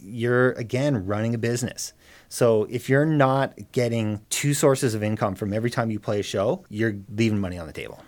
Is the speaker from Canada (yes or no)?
yes; Cape Breton, Nova Scotia, Canada; moved away; I'm from Cape Breton originally